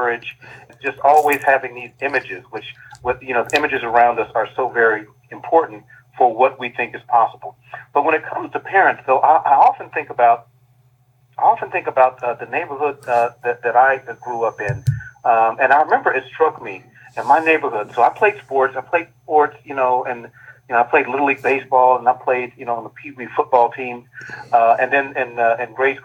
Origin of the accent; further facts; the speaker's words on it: Dayton, Ohio, United States; my hometown of Dayton, Ohio